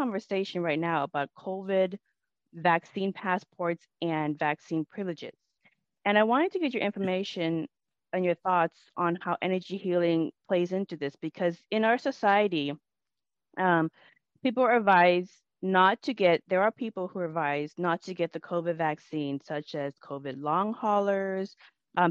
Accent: Everett, Washington, United States; I'm from Everett, Washington, which is 20 miles away from Seattle

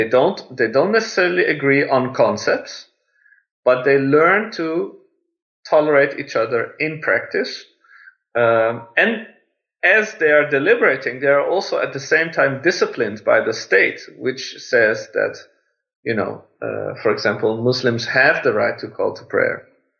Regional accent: Iran; born there; the fact that I was born in Iran has stimulated me to take really serious the issue of religious tolerance

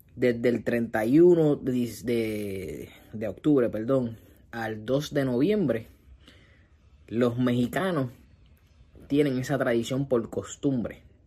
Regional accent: Puerto Rico; en mi país, en Puerto Rico

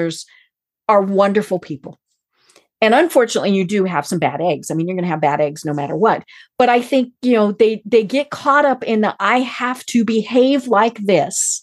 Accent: outside of Steamboat Springs, Colorado, United States; I'm from Colorado. I grew up outside of Steamboat

